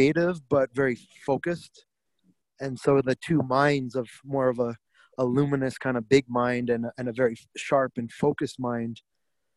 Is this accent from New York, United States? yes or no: yes; New York, United States; I grew up in New York